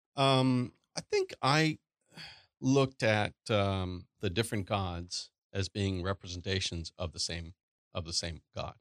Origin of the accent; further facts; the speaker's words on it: Chennai, Tamil Nadu, India; moved away as an adult; now in Austin, United States; grew up in Chennai, India, and, uh, so I was, um, went to high school, went, did all my schooling there.